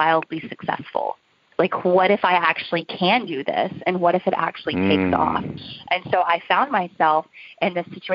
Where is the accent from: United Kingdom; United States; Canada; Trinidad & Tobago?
United States; Oklahoma; also born or lived in New York; now in Nashville, United States; I grew up in Oklahoma